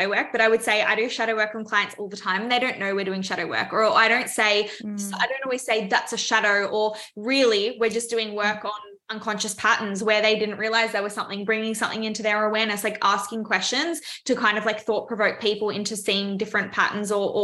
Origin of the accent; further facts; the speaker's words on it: Melbourne, Victoria, Australia; I'm from Melbourne, Australia.